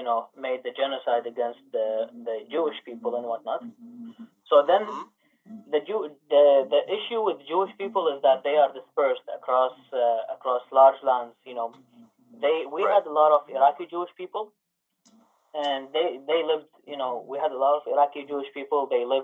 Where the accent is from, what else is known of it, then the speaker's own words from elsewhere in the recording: Canada; I'm from Canada.